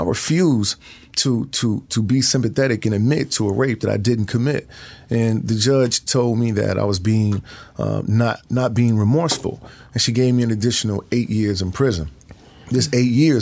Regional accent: Chicago, Illinois, United States; I'm from Chicago, and I made my way to Wisconsin

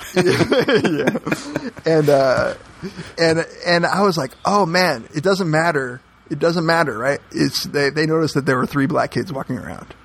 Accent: Miami, Florida, United States; moved away; I grew up in Miami

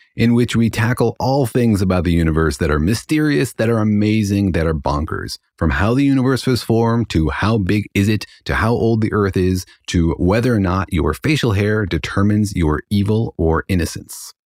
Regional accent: Los Alamos, New Mexico, United States; now in Irvine, United States; I grew up in Los Alamos

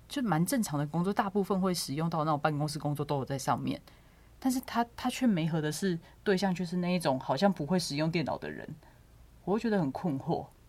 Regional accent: southern Taiwan, Taiwan; moved away as an adult; now in Taipei, Taiwan; 我在台北工作，那基本上我非常非常少会南部

